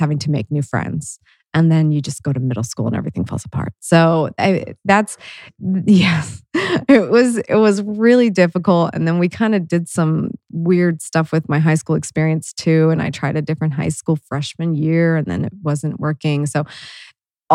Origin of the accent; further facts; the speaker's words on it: Worthington, Ohio, United States; I grew up in Worthington.